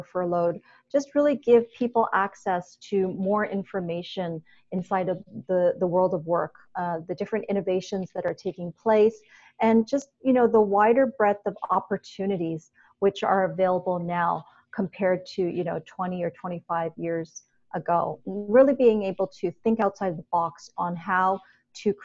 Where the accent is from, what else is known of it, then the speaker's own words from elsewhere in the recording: Toronto, Ontario, Canada; moved away as an adult; also born or lived in Hong Kong; I grew up in Toronto